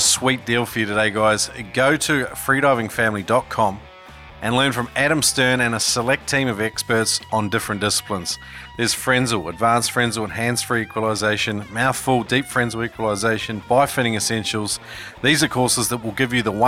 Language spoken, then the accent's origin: English; New Zealand; now in Australia; I'm an immigrant myself. I come from New Zealand